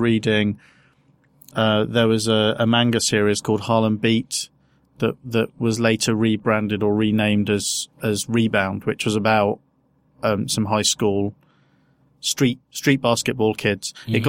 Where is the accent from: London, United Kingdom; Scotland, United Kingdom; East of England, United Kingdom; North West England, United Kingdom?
East of England, United Kingdom; Peterborough; moved away; also born or lived in Southampton; because I grew up in Peterborough.